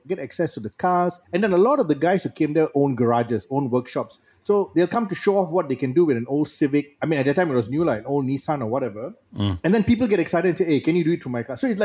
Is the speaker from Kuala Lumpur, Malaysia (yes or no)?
yes; Kuala Lumpur, Malaysia; I grew up in Bangsa when I was a young lad